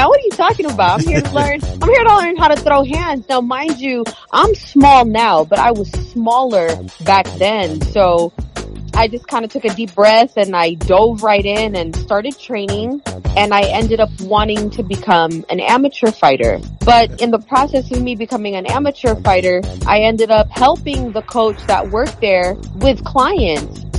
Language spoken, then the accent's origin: English; Philippines; moved away; there was a huge culture shock when I came here from the Philippines so I got picked on a lot so I was fighting a lot